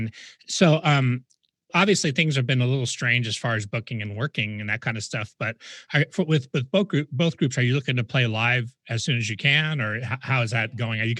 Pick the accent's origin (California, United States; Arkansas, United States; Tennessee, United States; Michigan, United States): California, United States; Huntington Beach; moved away as an adult; now in Las Vegas, United States; I grew up in Huntington Beach, and I left to come out to Vegas in 88.